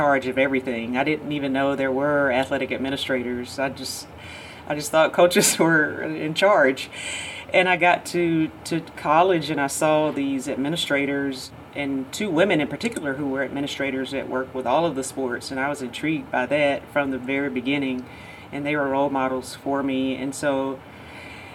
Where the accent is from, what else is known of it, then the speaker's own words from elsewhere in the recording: Georgia, United States; growing up in Georgia, obviously you think about your home state school all the time, but I grew up 30 minutes from Auburn University